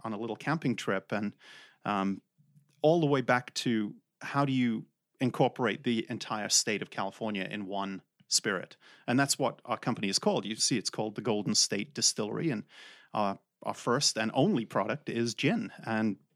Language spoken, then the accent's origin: English; England, United Kingdom; moved away; I'm from England. That's where this weird accent is from